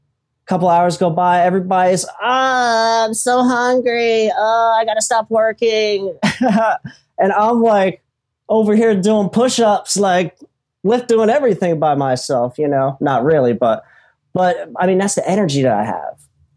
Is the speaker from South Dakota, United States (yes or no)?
no; Philadelphia, Pennsylvania, United States; now in Florida, United States; I'm in Florida, man. {S2} Oh, yeah. {S1} I'm originally from Philly.